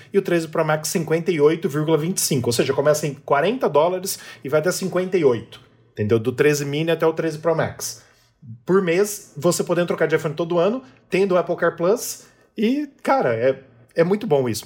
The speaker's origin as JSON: {"language": "Portuguese", "country": "Brazil", "said": "somos brasileiros e moramos no Brasil"}